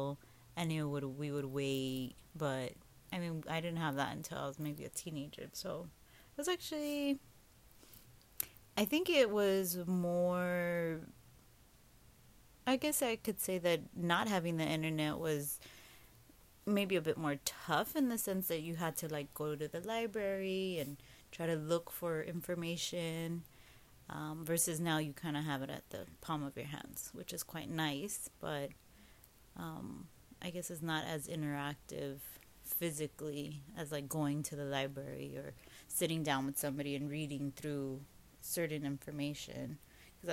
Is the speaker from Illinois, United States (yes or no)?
no; Los Angeles, California, United States; I grew up here in Los Angeles and grew up with my two older brothers